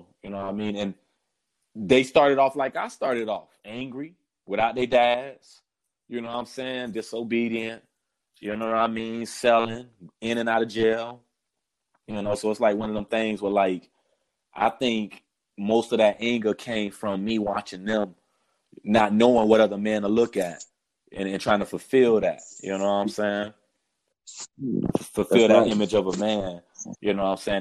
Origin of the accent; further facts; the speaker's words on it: South Florida, United States; moved away as an adult; also born or lived in Fort Lauderdale, Florida; now in Massachusetts, United States; Me growing up in Florida